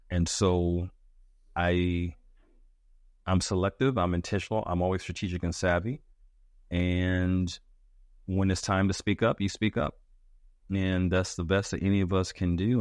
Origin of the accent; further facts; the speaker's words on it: United States; as an American